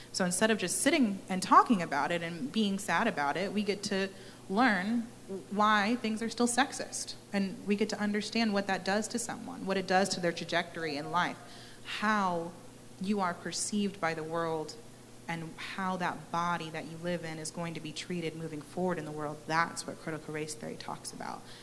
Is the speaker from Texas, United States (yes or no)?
yes; Texas, United States; moved away as an adult; also born or lived in Maryland; I was born and raised here in Texas